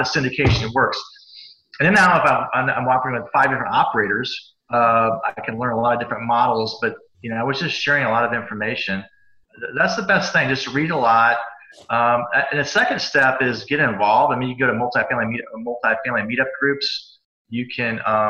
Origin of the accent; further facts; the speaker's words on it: Cincinnati, Ohio, United States; I grew up in Cincinnati